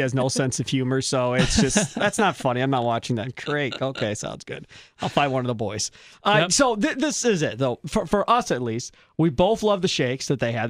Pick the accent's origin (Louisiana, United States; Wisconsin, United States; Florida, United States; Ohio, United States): Wisconsin, United States; Kenosha; That was the one that I used to go to all the time growing up in Kenosha, obviously.